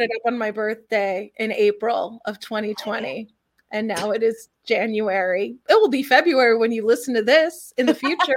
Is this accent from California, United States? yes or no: yes; Los Angeles, California, United States; I was born and raised in Los Angeles